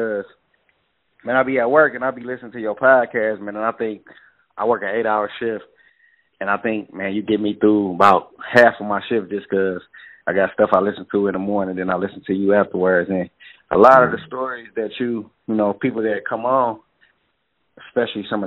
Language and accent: English; Detroit, Michigan, United States; I'm from Detroit